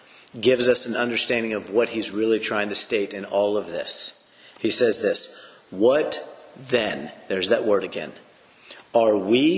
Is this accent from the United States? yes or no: yes; United States; as an American citizen, I could say that I am a citizen of the American nation